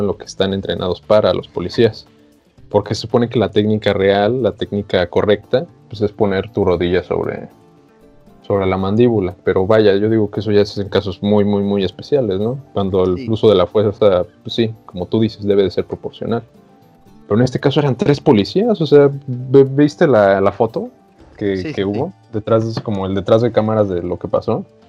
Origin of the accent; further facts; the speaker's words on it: Mexico; nosotros como mexicanos